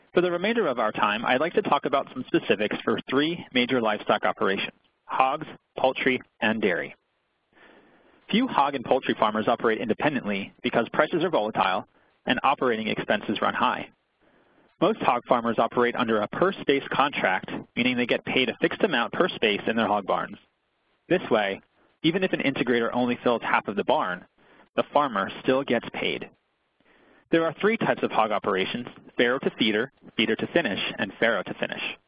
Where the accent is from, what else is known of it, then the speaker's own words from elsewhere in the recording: Pennsylvania, United States; my home state of Pennsylvania